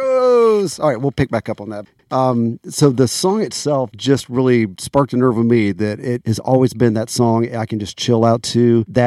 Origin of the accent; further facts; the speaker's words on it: Florida, United States; accent: southern; when I grew up in Florida